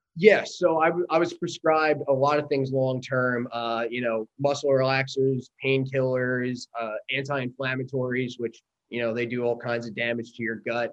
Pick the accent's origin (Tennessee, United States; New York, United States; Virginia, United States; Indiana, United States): New York, United States; Long Island; moved away; I grew up in Long Island, New York